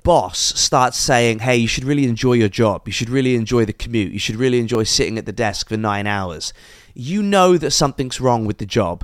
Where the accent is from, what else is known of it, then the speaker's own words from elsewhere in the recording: England, United Kingdom; I am a mixed race guy, born in England